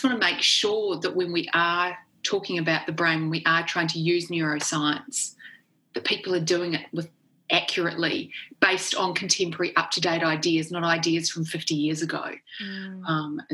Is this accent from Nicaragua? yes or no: no; New Zealand; accent: Kiwi; moved away as an adult; also born or lived in Oxford, United Kingdom; I grew up in New Zealand, which is one of the best countries in the world to grow up